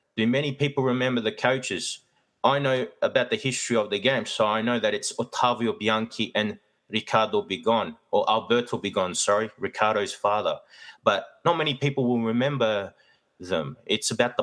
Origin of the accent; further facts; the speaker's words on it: Melbourne, Victoria, Australia; I am of Italian heritage, but I do live in Melbourne, Australia, and I was born here in Australia